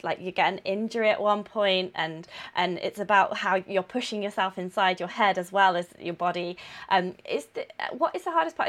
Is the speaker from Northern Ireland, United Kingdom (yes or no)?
no; Coventry, West Midlands, United Kingdom; moved away; I'm from Coventry, so Anna stayed with my parents